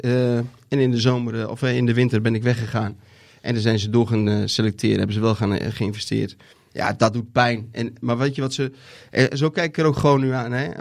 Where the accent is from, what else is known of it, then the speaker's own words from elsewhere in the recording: Netherlands; als Nederlanders